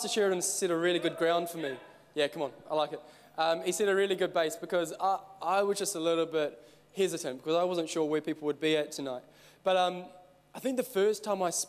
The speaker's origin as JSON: {"language": "English", "town": "Christchurch", "region": "Canterbury", "country": "New Zealand", "said": "I'm actually from Christchurch. Well, okay, I'm from Christchurch."}